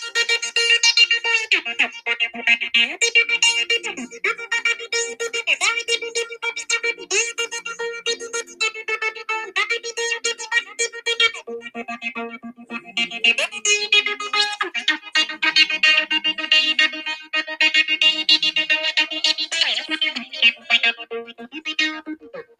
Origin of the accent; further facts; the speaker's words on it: St. Albert, Alberta, Canada; now in Edmonton, Canada; I grew up in St. Albert